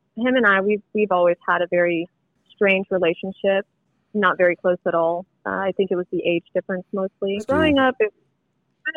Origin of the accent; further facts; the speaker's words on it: Alvin, Texas, United States; also born or lived in Katy, Texas; Originally, I'm from Alvin, Texas